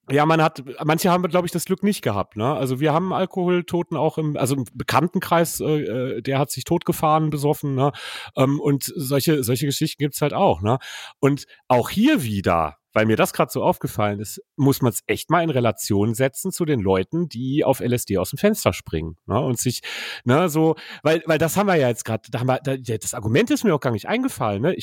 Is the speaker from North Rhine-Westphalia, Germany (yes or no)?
yes; North Rhine-Westphalia, Germany; dass ich ihm nicht glaube, dass Limerick eine Messerstecherstadt ist, weil ich komme ja aus dem Ruhrgebiet.